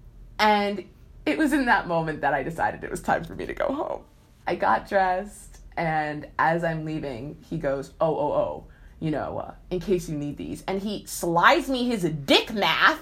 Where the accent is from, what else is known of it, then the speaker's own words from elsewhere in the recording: Princeton, New Jersey, United States; when I was in high school, because I'm from Princeton, New Jersey